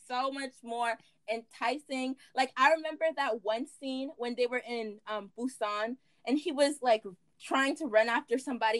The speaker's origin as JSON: {"language": "English", "country": "United States", "tie": "born or raised there", "said": "I'm African, but I'm African American, so I don't really have an accent. Or I was born in America."}